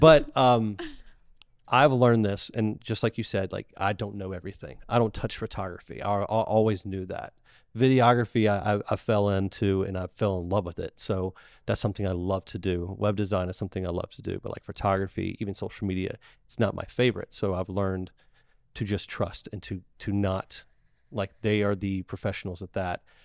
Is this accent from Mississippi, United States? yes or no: yes; Ocean Springs, Mississippi, United States; I was born in the Ocean Springs Hospital